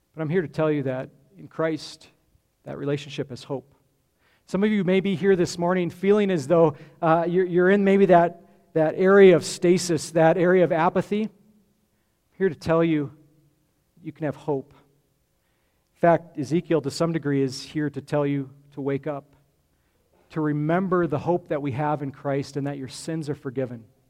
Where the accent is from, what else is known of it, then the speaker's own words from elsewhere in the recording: Grand Junction, Colorado, United States; I grew up in Grand Junction on the western slope